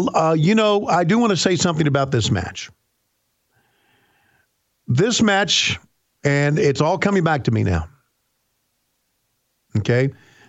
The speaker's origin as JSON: {"language": "English", "town": "Warner Robins", "region": "Georgia", "country": "United States", "said": "I'm from Warner Robins, Georgia. We're smarter in Warner Robins, Georgia than we are in Woodstock, Georgia."}